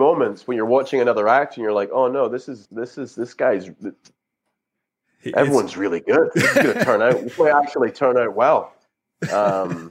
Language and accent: English; Scotland, United Kingdom; I'm from Scotland, right? So it's kind of, I'm a hill person.